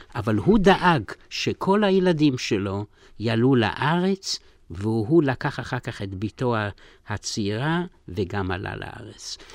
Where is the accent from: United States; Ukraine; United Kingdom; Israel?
Ukraine; Zolochiv, Lviv Oblast; moved away; אני נולדתי בפולין, בגליציה, בעיר זלוצ'וב